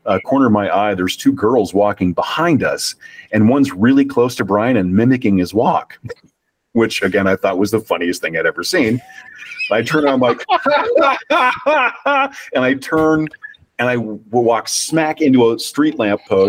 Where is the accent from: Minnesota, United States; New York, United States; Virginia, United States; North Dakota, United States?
North Dakota, United States; I'm from North Dakota